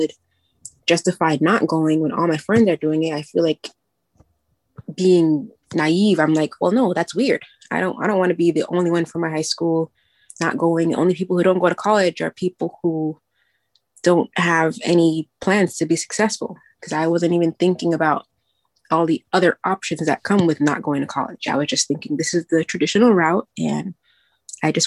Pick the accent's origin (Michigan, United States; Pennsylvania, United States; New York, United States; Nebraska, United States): New York, United States; I'm from New York